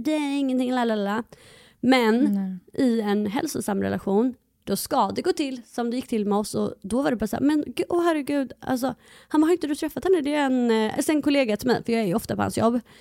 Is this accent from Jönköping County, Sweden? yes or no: no; Halmstad, Halland County, Sweden; jag var hemma i Halmstad